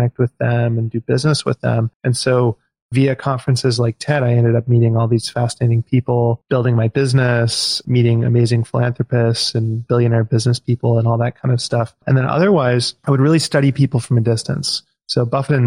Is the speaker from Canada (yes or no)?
yes; Vancouver, British Columbia, Canada; now in Victoria, Canada; I moved here when I was 15. I grew up in Vancouver.